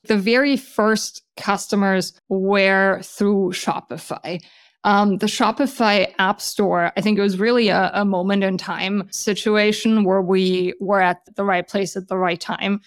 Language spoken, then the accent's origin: English; Germany; moved away as an adult; also born or lived in Switzerland; now in San Francisco, United States; I, uh, was born and raised in Germany